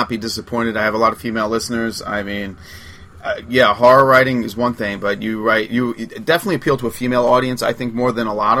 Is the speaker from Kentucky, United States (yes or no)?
no; Long Island, New York, United States; I'm from Long Island